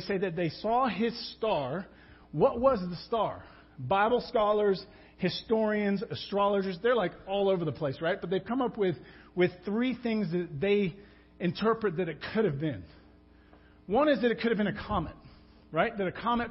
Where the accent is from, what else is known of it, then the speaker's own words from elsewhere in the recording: England, United Kingdom; I'm English.